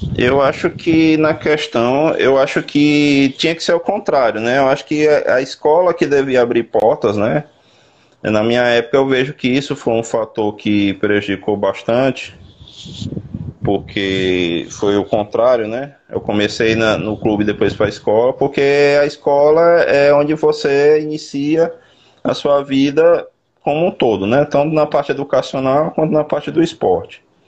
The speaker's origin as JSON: {"language": "Portuguese", "town": "Teresina", "region": "Piauí", "country": "Brazil", "tie": "born or raised there", "moved": "yes", "lives_now": "Sergipe, Brazil", "said": "Eu, eu, sou natural do Piauí, sou de Teresina."}